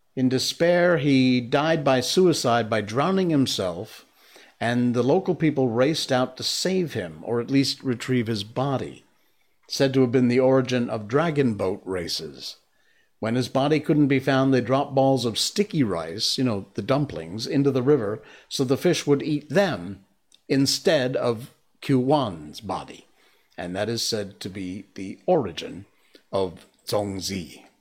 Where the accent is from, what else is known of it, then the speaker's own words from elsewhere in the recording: Cornwall, Connecticut, United States; I grew up with a guy named Tom Brown in Cornwall, Connecticut, my hometown